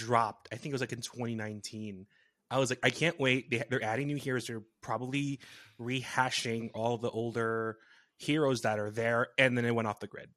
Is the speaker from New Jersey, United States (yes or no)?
yes; New Jersey, United States; from my hometown back in Jersey